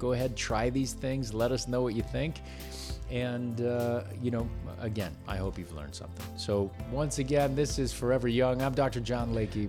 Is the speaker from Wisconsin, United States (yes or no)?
yes; Wisconsin, United States; now in California, United States; I grew up in it in Wisconsin